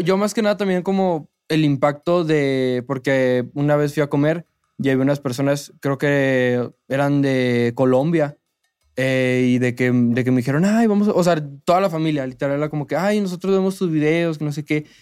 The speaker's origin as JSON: {"language": "Spanish", "town": "Monterrey", "region": "Nuevo León", "country": "Mexico", "said": "yo le voy a los rayados, soy de Monterrey"}